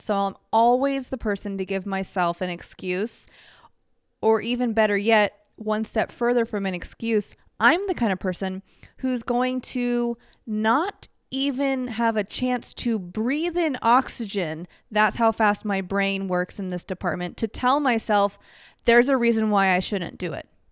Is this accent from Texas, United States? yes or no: yes; Dallas, Texas, United States; moved away as an adult; now in Los Angeles, United States; growing up in Dallas